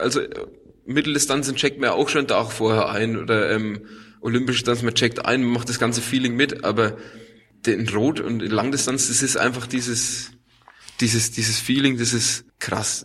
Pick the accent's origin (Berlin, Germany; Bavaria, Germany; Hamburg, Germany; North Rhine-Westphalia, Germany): Bavaria, Germany; Dingolshausen; ich komme aus Unterfranken, ja. Nähe von Schweinfurt in Dingolshausen aufgewachsen